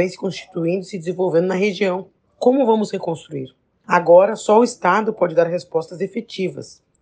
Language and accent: Portuguese; Rio Grande do Sul, Brazil; nós gaúchos e gaúchas